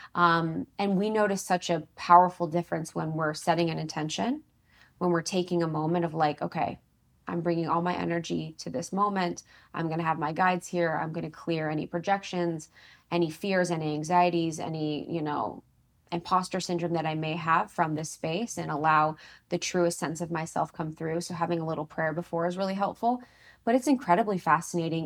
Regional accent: Ohio, United States; I'm from Ohio

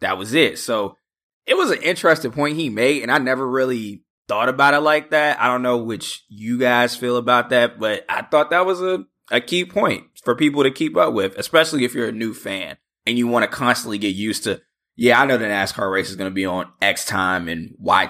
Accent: East Coast, United States; I'm obviously from the East Coast, lived on the East Coast all my life.

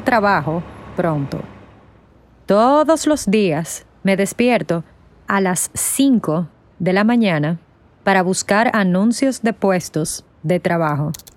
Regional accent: Dominican Republic; moved away as an adult; now in New York, United States; Soy de la República Dominicana, pero desde 2016 vivo en Nueva York

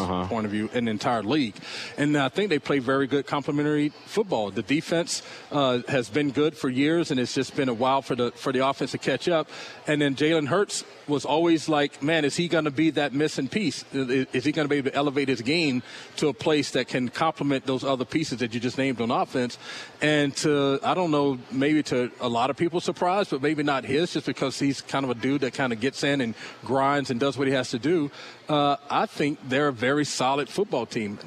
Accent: Asheville, North Carolina, United States; I'm originally from North Carolina, and so I grew up in Asheville, North Carolina

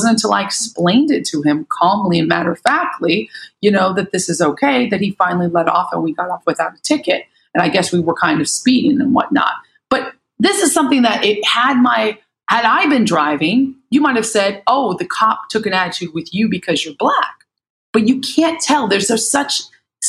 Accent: United States; I'm American

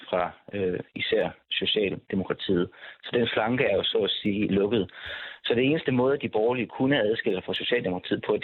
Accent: Southern Denmark, Denmark; Jeg er med direkte fra Sønderjylland.

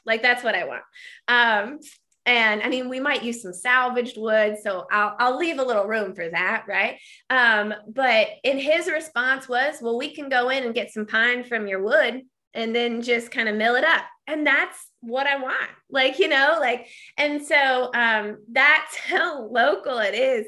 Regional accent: Midwesterner in Wisconsin, United States; I'm, like, still thinking as a Midwesterner in Wisconsin

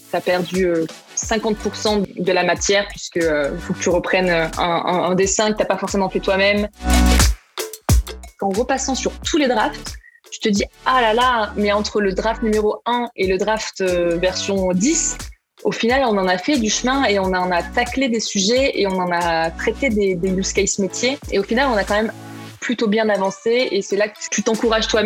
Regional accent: Marseille, Provence-Alpes-Côte d'Azur, France; je suis originaire de Marseille. Euh, j'ai grandi, euh, j'ai grandi là-bas

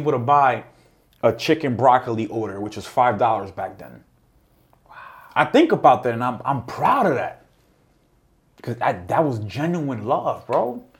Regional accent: New York, United States; And because I saw the environment that I grew up with in Harlem, in that high school

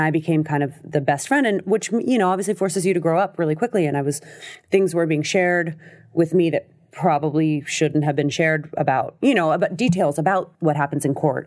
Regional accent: Los Angeles, California, United States; also born or lived in New York / France; I grew up in L

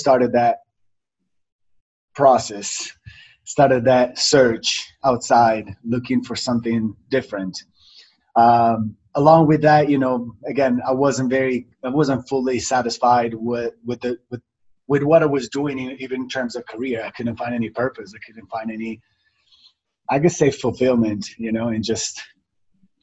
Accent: Italy; moved away; also born or lived in Miami / New York; I was born and raised in Italy. I came to Miami

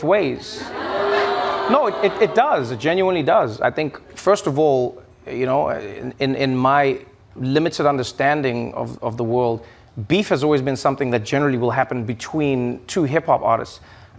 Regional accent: South Africa; moved away as an adult; now in United States; when I grew up in South Africa

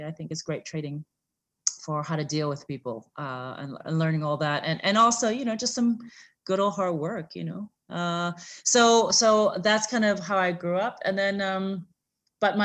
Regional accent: St. Louis, Missouri, United States; also born or lived in San Francisco, California; now in Singapore; I was born in San Francisco, and I grew up in St. Louis, Missouri.

